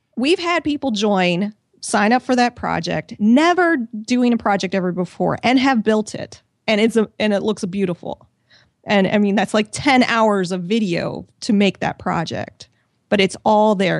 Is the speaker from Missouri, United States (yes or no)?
yes; Missouri, United States; moved away as an adult; also born or lived in Washington, D.C. / San Diego; I'm originally from Missouri. I moved to Washington, D C for a job